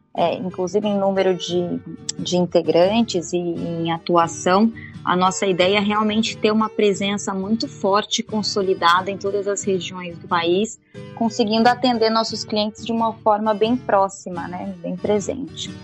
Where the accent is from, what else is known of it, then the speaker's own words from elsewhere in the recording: Campo Grande, Mato Grosso do Sul, Brazil; eu sou de Mato Grosso do Sul, então ah, sou é? em Campo Grande, exato, sou de lá